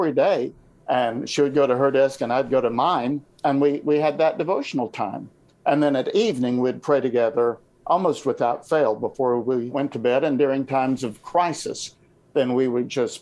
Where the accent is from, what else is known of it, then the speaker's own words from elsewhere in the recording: Tennessee, United States; I was a guy from Tennessee